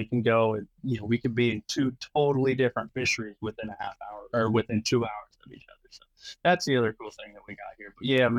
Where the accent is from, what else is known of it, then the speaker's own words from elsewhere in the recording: California, United States; so I'm being from California, we have a lot of smaller fisheries